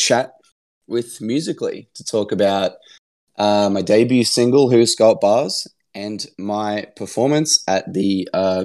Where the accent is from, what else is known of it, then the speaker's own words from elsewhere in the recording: Brisbane, Queensland, Australia; my hometown, Brisbane, Australia